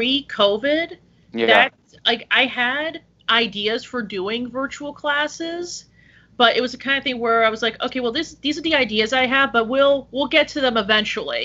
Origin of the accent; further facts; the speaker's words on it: Woodland Park, New Jersey, United States; I'm actually originally from Woodland Park